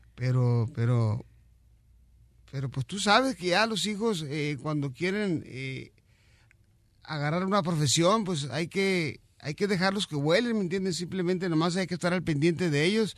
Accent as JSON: {"language": "Spanish", "country": "Mexico", "said": "como mexicano"}